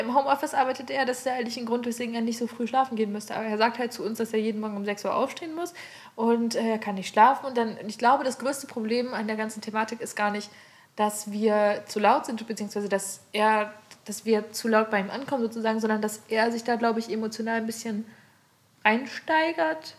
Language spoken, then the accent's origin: German; Aurich, Lower Saxony, Germany; ich bin ja im Kaff aufgewachsen, Aurich, Ostfriesland